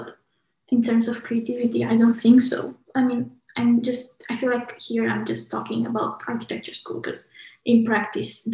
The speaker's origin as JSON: {"language": "English", "country": "Romania", "also_born_or_lived": "United Kingdom", "moved": "as an adult", "lives_now": "Manchester, United Kingdom", "said": "from Romania, but moved to UK about 5 years ago to study architecture"}